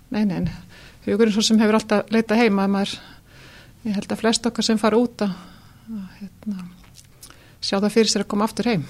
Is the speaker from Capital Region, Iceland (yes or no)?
no; Dalasýsla, Western Region, Iceland; ég er sem sagt eh, fætt á uppbóleinu vestur í Dalasíslu mm. fóreldra mínir voru þar bændur